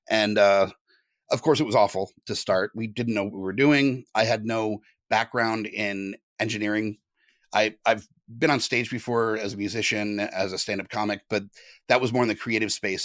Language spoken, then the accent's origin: English; Southern California, United States; moved away; I'm originally from Southern California